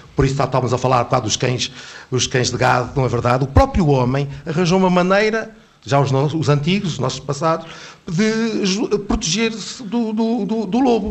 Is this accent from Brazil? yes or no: no; Covilhã, Centro, Portugal; moved away; na minha terra, que eu sou da hum. Covilhã